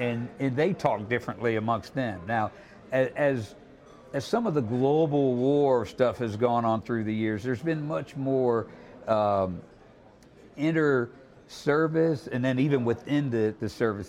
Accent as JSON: {"language": "English", "town": "Pensacola", "region": "Florida", "country": "United States", "tie": "born or raised there", "said": "I grew up in Pensacola, just down the road here, okay. And they call it L.A., Lower Alabama."}